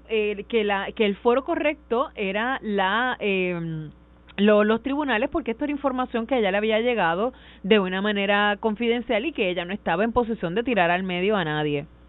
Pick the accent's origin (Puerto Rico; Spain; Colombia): Puerto Rico; Caguas; yo soy de Cañaboncito